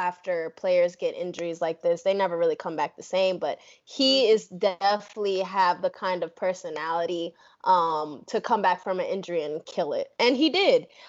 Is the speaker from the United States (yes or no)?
yes; New York, United States; now in Texas, United States; I'm actually from New York